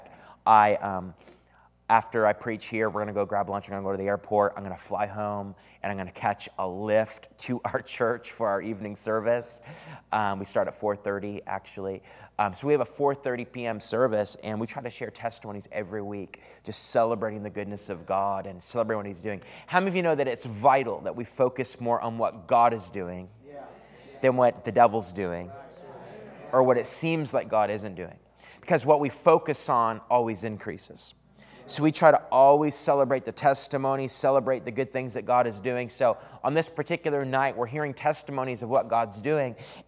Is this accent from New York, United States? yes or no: no; San Antonio, Texas, United States; also born or lived in Canada; I am from San Antonio, born in Canada, then spent about 6.5 years at Bethel Church in Redding, California, and then moved to San Antonio with my wife 5 years ago.